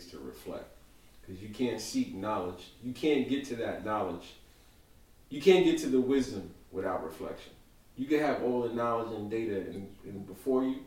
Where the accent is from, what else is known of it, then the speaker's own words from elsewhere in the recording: New York City, New York, United States; I grew up in Brownsville, Crown Heights